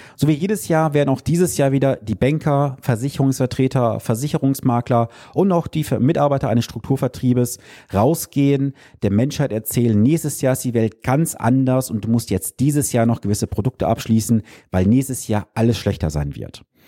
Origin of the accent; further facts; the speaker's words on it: Germany; als Deutsche